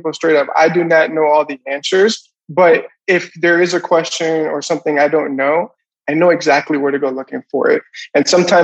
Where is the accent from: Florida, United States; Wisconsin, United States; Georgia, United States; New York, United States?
Florida, United States; I'm originally from Florida